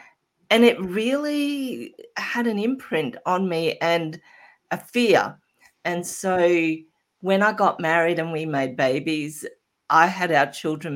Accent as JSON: {"language": "English", "country": "Australia", "said": "I started working in the supermarket at 15, as most Australian kids"}